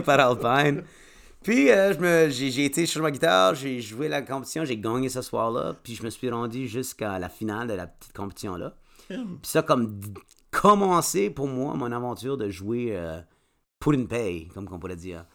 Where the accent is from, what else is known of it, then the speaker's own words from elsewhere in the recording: Moncton, New Brunswick, Canada; je viens de, de Moncton